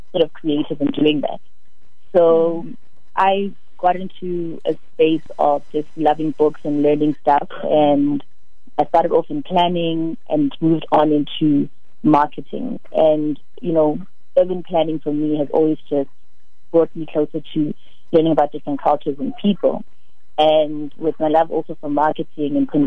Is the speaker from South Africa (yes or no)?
yes; Soweto, Gauteng, South Africa; I'm born and raised in Soweto